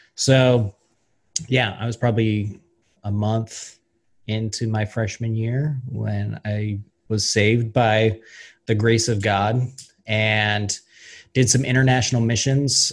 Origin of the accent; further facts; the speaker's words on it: Ellensburg, Washington, United States; also born or lived in Yakima; I grew up there, um, played soccer down in Yakima. My dad worked down in Yakima, but uh, we we lived in Ellensburg